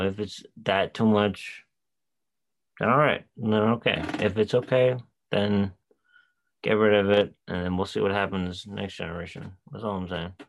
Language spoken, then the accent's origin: English; New York, United States; we're from New York